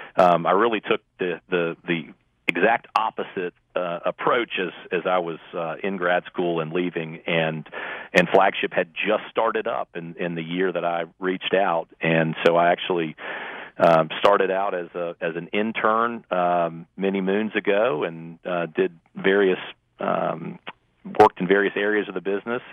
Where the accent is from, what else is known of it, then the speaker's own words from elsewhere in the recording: Richmond, Virginia, United States; moved away as an adult; also born or lived in Winston-Salem, North Carolina / Chapel Hill, North Carolina; now in Charlotte, United States; after growing up in Richmond.